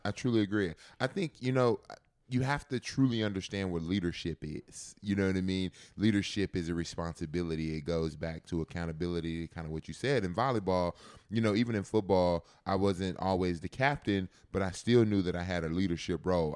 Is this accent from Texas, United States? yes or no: yes; Texas, United States; growing up in Texas